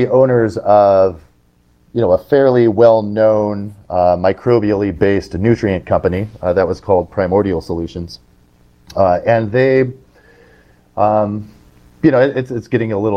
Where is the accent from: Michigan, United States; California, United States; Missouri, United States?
California, United States; Southern; I grew up in Southern California